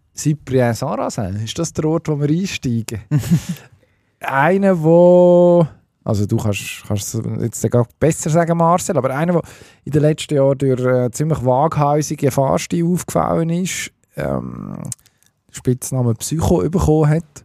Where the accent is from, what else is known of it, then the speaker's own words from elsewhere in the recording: Switzerland; als Schweizer Skifan